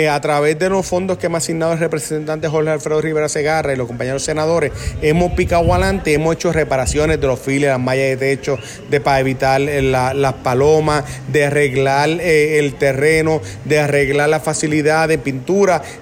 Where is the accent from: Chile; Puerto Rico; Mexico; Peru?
Puerto Rico; Utuado; Sabes que yo crecí ahí contigo en Utuado